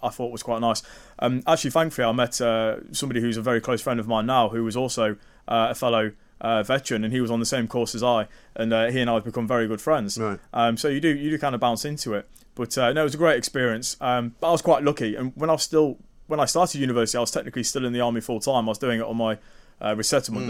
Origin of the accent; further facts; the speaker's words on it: Lincoln, East Midlands, United Kingdom; also born or lived in Germany / Cyprus; now in Nottingham, United Kingdom; I'm from Lincoln originally.